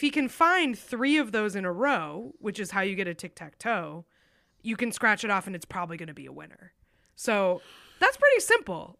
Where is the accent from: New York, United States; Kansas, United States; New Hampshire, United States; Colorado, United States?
New Hampshire, United States; my home state of New Hampshire